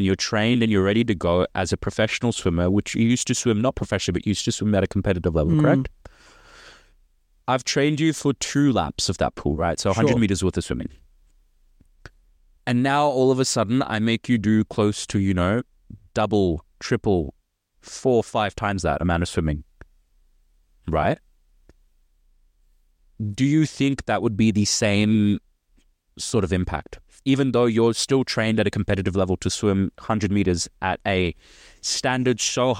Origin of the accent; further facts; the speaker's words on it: India; we're Indian.